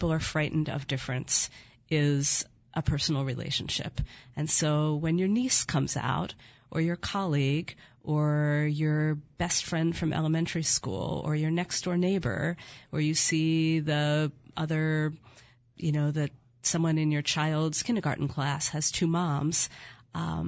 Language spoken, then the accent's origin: English; Philadelphia, Pennsylvania, United States; moved away as an adult; also born or lived in Connecticut / Washington, D.C.; now in Portland, United States; I grew up in Philadelphia and went to school in Connecticut, lived in Washington, D.C., and then moved to Portland, Oregon